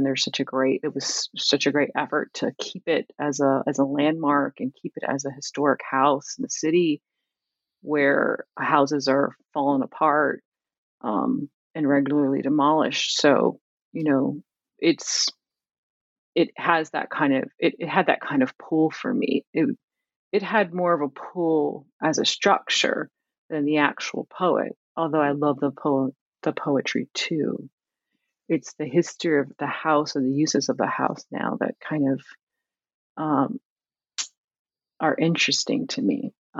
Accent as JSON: {"language": "English", "town": "Camden", "region": "New Jersey", "country": "United States", "tie": "born or raised there", "said": "Like growing up in Camden, it's like, who is this Whitman?"}